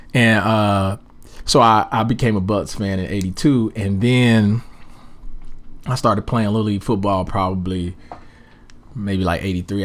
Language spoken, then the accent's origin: English; Daytona Beach, Florida, United States; I'm originally from Daytona Beach, Florida